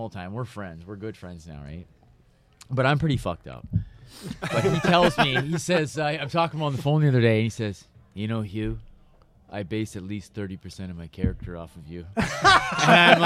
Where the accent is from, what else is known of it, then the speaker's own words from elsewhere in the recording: Moose Jaw, Saskatchewan, Canada; In my hometown, Moose Jaw, where I'm from